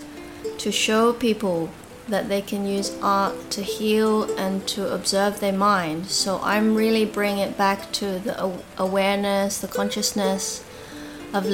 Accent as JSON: {"language": "English", "country": "Australia", "tie": "born or raised there", "also_born_or_lived": "Hong Kong", "said": "I was born in Hong Kong, and mainly I grew up in Australia"}